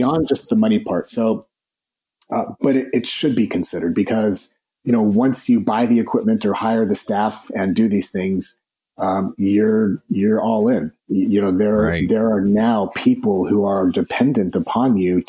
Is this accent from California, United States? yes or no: yes; Los Angeles, California, United States; I was born in East Los Angeles, Hispanic family, grandparents were immigrants.